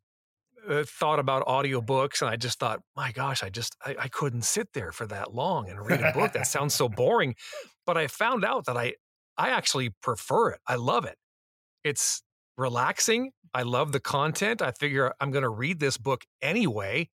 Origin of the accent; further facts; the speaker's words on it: Los Angeles, California, United States; also born or lived in San Diego; I grew up in Los Angeles.